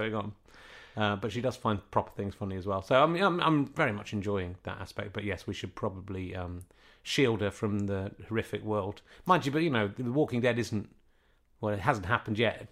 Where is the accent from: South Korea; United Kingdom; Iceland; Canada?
United Kingdom; Yorkshire and the Humber; moved away; I'm, I'm from Yorkshire originally